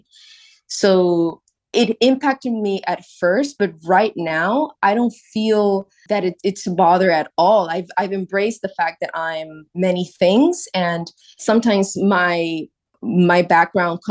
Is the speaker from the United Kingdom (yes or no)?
no; Puerto Rico; moved away as an adult; now in New York City, United States; Growing up in Puerto Rico